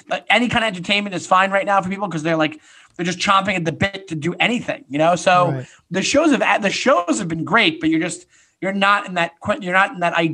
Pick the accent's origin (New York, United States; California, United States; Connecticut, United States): New York, United States; now in New York City, United States; I'm from New York, but I've been living in New York City for 15 years.